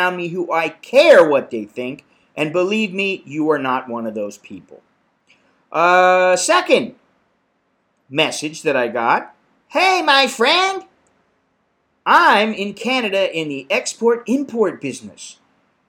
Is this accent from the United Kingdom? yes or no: no; United States; now in Bangkok, Thailand; I'm an American in Bangkok